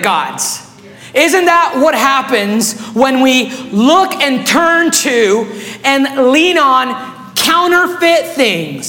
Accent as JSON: {"language": "English", "country": "Guatemala", "tie": "born or raised there", "second_language": "English", "moved": "yes", "lives_now": "Meridian, Idaho, United States", "said": "when I was 8 years old, my family, we were living in Guatemala"}